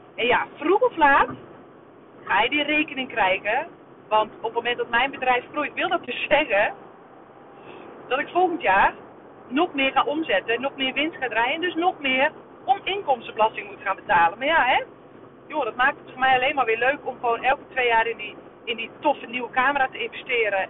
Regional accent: Netherlands; wij als Nederlanders

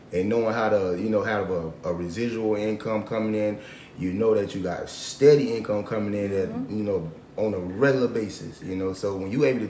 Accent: Florence, South Carolina, United States; 33 years old, from Florence, South Carolina

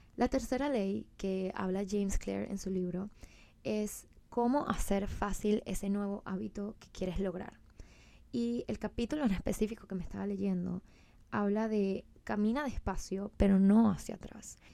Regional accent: Venezuela; moved away as an adult; now in Miami, United States; soy de Venezuela, eh, pues tengo 27 años, me mudé hace un año, wow, hace un año y creo que en dos meses a Miami.

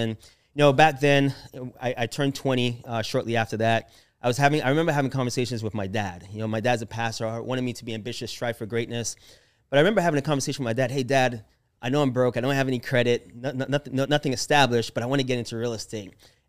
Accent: Jamaica; born there; So I was born in Jamaica. I know I don't have the accent, but I was born there. So I'm authentic Jamaican, even though my friends joke and say I'm a Jafakin.

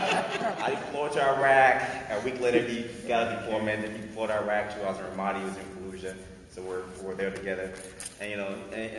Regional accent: Liberia; moved away; also born or lived in Minnesota; We're both from Liberia, and we met in Minnesota

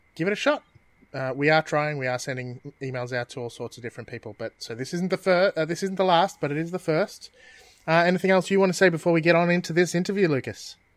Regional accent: Australia; we're Australian

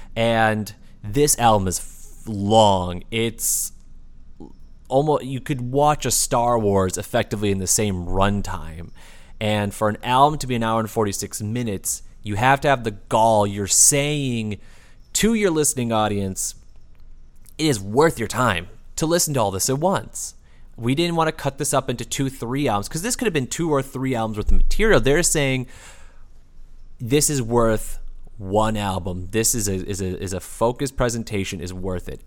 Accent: Midwest, United States; also born or lived in Texas; being a Midwesterner

